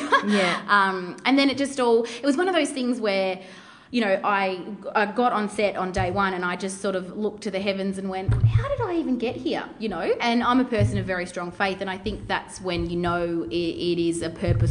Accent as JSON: {"language": "English", "town": "Melbourne", "region": "Victoria", "country": "Australia", "said": "We're both from Melbourne"}